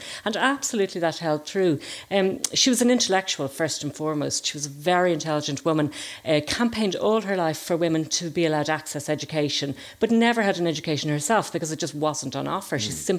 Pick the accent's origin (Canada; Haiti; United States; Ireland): Ireland; being Irish